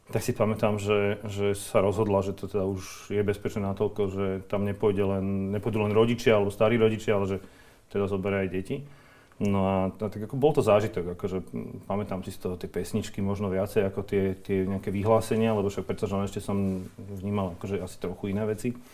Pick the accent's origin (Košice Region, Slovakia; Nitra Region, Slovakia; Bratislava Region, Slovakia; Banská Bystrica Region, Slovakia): Bratislava Region, Slovakia; Bratislava; Ja som pôvodom z Bratislavy, áno.